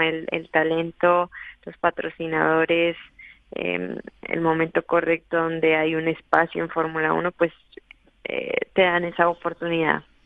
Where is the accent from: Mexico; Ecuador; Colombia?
Colombia; moved away as an adult; now in Madrid, Spain; desde los nueve años que empecé en los karts allá en Colombia